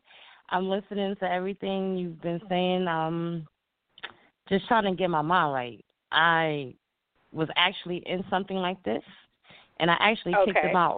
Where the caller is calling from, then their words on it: New York, United States; I'm calling from New York.